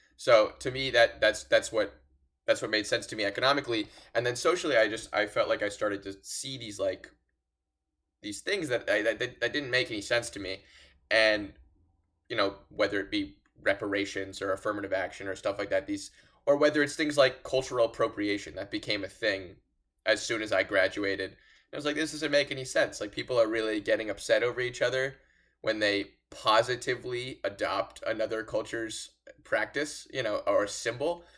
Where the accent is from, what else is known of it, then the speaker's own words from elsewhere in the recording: Los Angeles, California, United States; I'm from Los Angeles